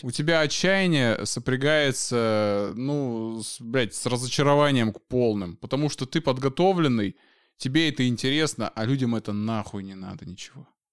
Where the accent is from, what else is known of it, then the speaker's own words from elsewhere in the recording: Chita, Zabaykalsky Krai, Russia; я и сам из Читы, и как бы там не особо много развлечений